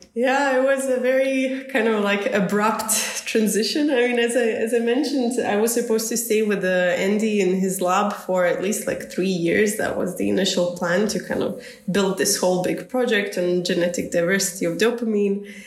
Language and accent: English; Zagreb, City of Zagreb, Croatia; I'm originally born and raised in Zagreb